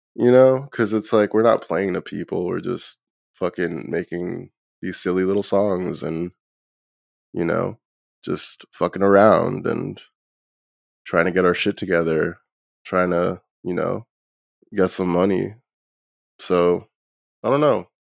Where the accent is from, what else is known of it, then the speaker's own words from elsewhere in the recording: New Jersey, United States; I'm from Jersey.